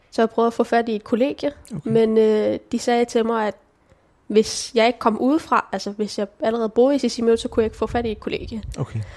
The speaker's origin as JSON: {"language": "Danish", "town": "Hillerød", "region": "Capital Region of Denmark", "country": "Denmark", "tie": "born there", "said": "jeg blev født i Hillerød i Danmark."}